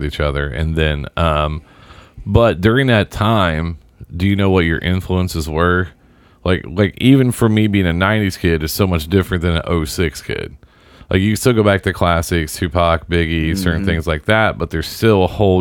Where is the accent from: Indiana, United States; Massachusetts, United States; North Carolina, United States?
Indiana, United States; Southern; There was a Big Lots in my hometown.